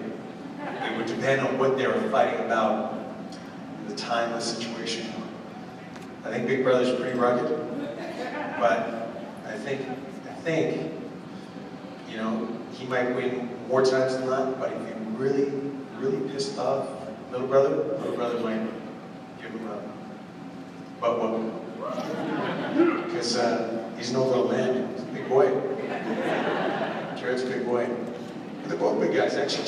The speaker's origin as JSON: {"language": "English", "region": "Yukon", "country": "Canada", "tie": "born or raised there", "said": "where I was born and raised in the Yukon"}